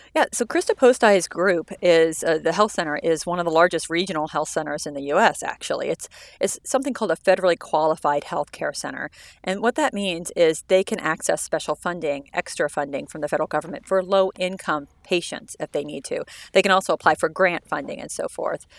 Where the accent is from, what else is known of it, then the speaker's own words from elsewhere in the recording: Parsons, Kansas, United States; moved away; my hometown in mm-hmm. Parsons